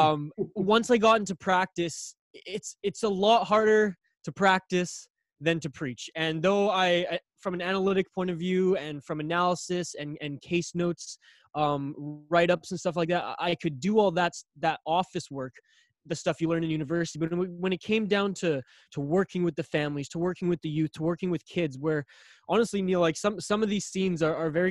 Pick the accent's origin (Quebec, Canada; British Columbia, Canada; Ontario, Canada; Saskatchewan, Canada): British Columbia, Canada; Vancouver Island; I'm from Vancouver Island, British Columbia, the Hawaii of Canada